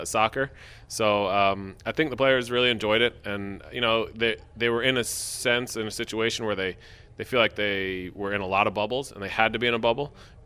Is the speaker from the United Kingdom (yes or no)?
no; United States; as an American male